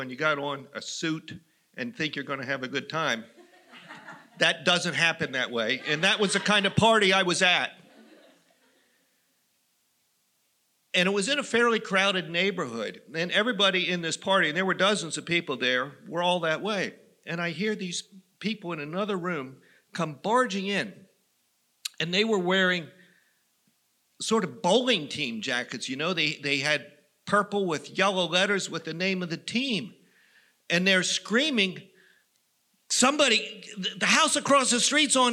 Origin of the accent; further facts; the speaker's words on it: Western Maryland, United States; I grew up in Western Maryland.